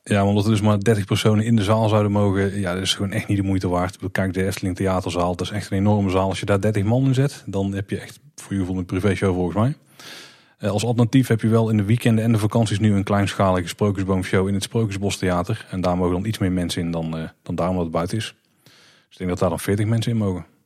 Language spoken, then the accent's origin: Dutch; Netherlands; als Nederlanders